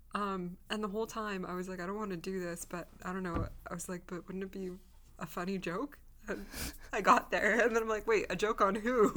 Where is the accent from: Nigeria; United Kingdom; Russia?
Russia; I was born in Russia